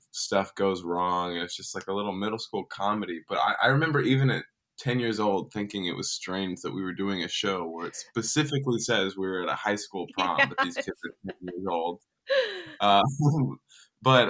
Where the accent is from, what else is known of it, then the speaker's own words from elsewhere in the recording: Dallas, Texas, United States; I grew up in Dallas, Texas